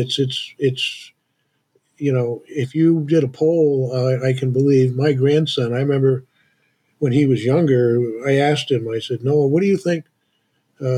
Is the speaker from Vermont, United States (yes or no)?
yes; Vermont, United States; I grew up in a town that was about 15 miles away from here. So I'm one of the last native Vermonters